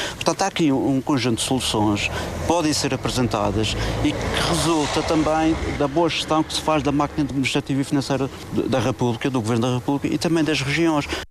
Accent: Madeira, Portugal; Eu, como madeirense

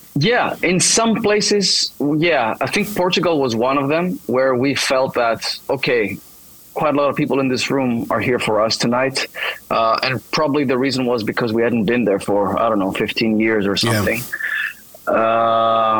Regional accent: Thessaloniki, Central Macedonia, Greece; English is a second language; I'm born and raised here in Thessaloniki, so it's kind of cool to return to my hometown

